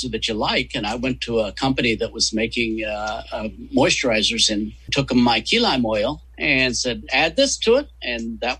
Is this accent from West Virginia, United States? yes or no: yes; West Virginia, United States; Where are you from originally? uh, West Virginia.